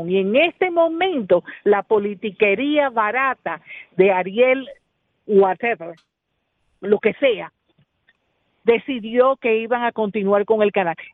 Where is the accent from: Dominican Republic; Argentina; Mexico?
Dominican Republic; Somos nosotros los dominicanos a los que nos tienen que buscar la solución a los problemas, no a los haitianos